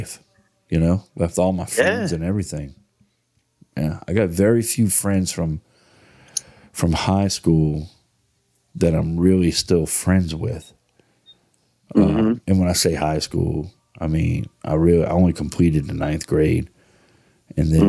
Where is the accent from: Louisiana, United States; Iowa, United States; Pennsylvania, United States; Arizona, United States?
Louisiana, United States; New Orleans; moved away; So I grew up in New Orleans. I went to school in New Orleans.